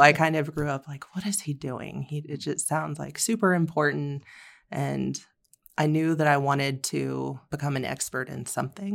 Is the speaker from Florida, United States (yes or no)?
yes; Florida, United States; also born or lived in Vermont; now in Colorado, United States; grew up in Florida